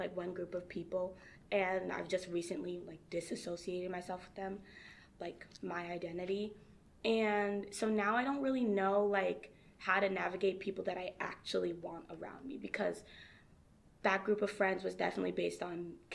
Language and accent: English; Hudson, New Hampshire, United States; also born or lived in Lowell, Massachusetts; I'm from Hudson, Hampshire